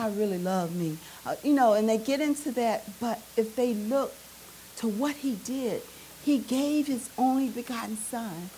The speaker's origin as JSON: {"language": "English", "region": "Arkansas", "country": "United States", "said": "We've got some strange ways in Arkansas. Although growing up in Arkansas, although you're from Arkansas"}